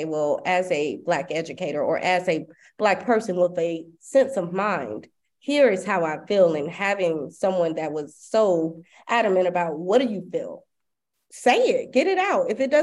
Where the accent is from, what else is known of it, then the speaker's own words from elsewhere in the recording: Clayton County, Georgia, United States; moved away as an adult; now in Dubai, United Arab Emirates; growing up in Clayton County